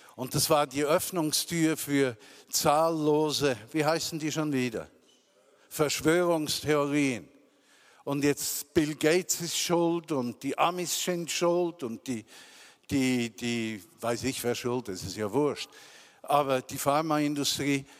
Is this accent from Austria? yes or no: no; Switzerland; accent: mix of Zürich German and Bernese German; also born or lived in Zürich; now in Bern, Switzerland; ein Gemisch von Zürich und Berndeutsch versteht, wie ich das normalerweise spreche